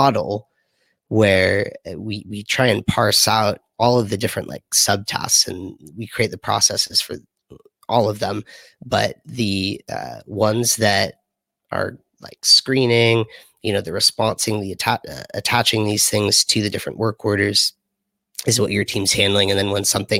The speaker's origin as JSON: {"language": "English", "town": "Los Angeles", "region": "California", "country": "United States", "said": "I'm from Los Angeles"}